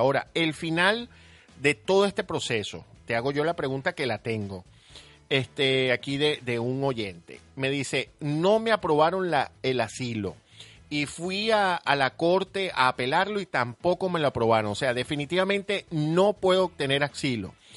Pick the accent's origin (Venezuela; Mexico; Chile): Venezuela; nuestro país Venezuela